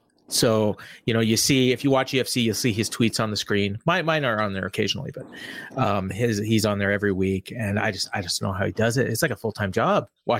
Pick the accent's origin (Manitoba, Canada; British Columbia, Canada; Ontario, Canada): Manitoba, Canada; Winnipeg; I'm Winnipeg.